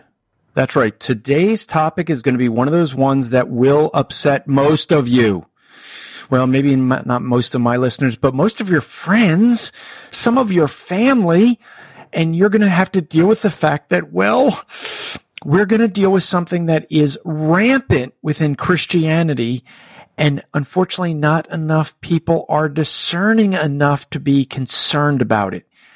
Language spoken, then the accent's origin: English; New Jersey, United States; I'm from Jersey.